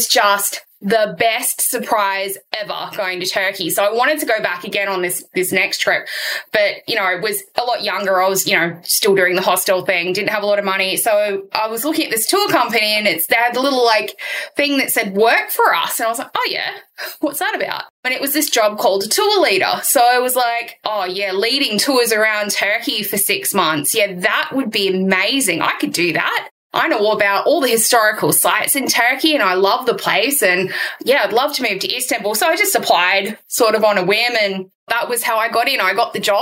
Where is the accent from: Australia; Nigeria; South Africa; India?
Australia; Sydney, New South Wales; I was born and raised in Western Sydney